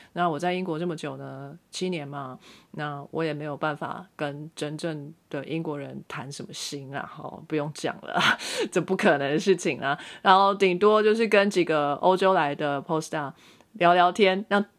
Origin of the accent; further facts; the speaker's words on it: Taiwan; moved away as an adult; now in United States; 我就是台湾的国民